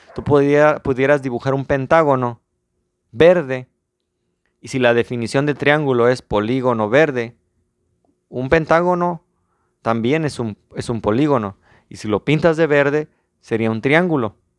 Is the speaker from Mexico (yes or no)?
yes; Mexico; soy mexicano